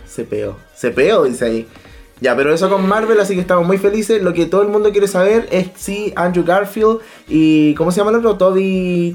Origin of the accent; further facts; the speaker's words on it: Chile; Yo soy bien chileno